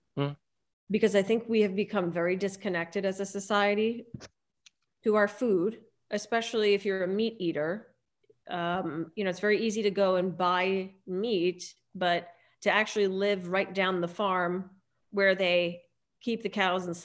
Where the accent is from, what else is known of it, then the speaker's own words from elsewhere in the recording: New Jersey, United States; also born or lived in New York City / Los Angeles; now in Rhinebeck, United States; I'm originally from New Jersey. I'm a Jersey girl.